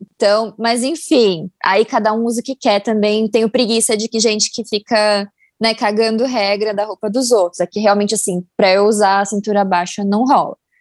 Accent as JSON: {"language": "Portuguese", "region": "São Paulo", "country": "Brazil", "said": "eu sou de São Paulo"}